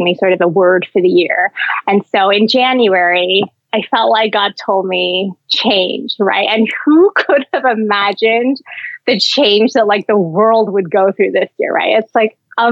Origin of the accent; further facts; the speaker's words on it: Canada; now in Hong Kong; I'm not a citizen, so I'm Canadian